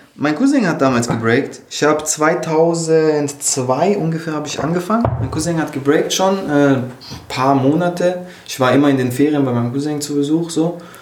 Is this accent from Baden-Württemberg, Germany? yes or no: yes; Lörrach, Baden-Württemberg, Germany; moved away; ich komme aus Lörrach eben ursprünglich, das ist direkt bei Basel an der Schweizer Grenze